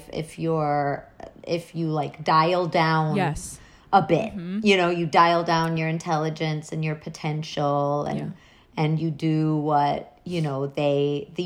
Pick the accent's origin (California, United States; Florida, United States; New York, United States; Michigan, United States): New York, United States; I grew up in New York